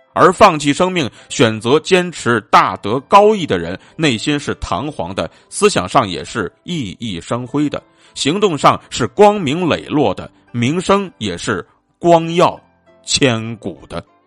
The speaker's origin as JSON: {"language": "Chinese", "country": "China", "said": "我们中国人呢，自古便是一个热爱生命的民族，但是更是一个崇尚气节的民族"}